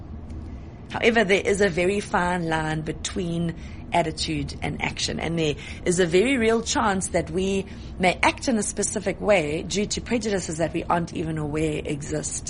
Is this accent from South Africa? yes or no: yes; Johannesburg, Gauteng, South Africa; I was born in Joburg.